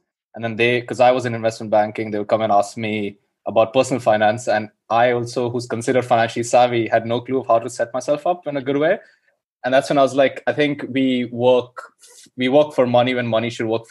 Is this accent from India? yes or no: yes; India; moved away as an adult; now in London, United Kingdom; I grew up in India.